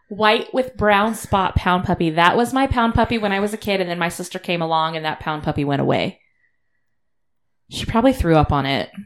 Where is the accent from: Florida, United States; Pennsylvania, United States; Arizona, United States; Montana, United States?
Arizona, United States; We're from Arizona.